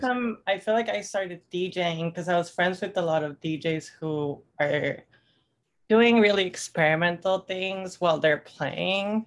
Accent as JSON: {"language": "English", "town": "Tampico", "region": "Tamaulipas", "country": "Mexico", "tie": "born or raised there", "moved": "yes", "lives_now": "Austin, United States", "said": "I'm from Tampico, which is northeastern Mexico, right by the Gulf"}